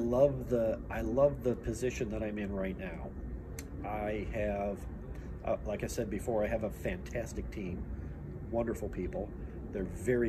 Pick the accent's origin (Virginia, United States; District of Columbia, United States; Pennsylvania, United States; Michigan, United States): Michigan, United States; southeastern; moved away as an adult; also born or lived in Austin, Texas; Now I love southeastern Michigan. I love where I'm at now. I grew up there. You know, it's my hometown